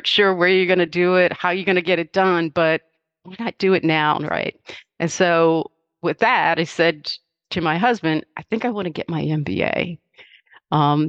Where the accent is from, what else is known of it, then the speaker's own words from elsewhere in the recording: King George County, Virginia, United States; My mother and I grew up in Southern rural Virginia, in a little place called King George County.